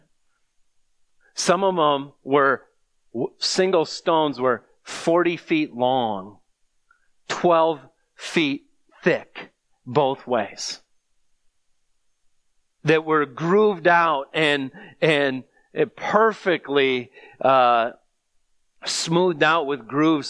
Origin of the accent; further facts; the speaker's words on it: United States; as an American